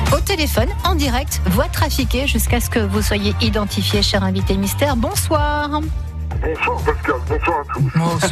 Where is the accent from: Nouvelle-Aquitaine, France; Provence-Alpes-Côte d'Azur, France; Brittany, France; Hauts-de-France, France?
Provence-Alpes-Côte d'Azur, France; Vaucluse; chez nous en Vaucluse